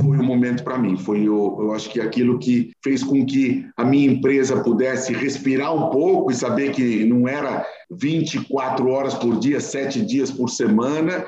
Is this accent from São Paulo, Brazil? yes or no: yes; São Paulo, Brazil; nós nascemos no Bom Retiro, na frente do Jardim da Luz, do lado da Estação da Luz, eu nasci por lá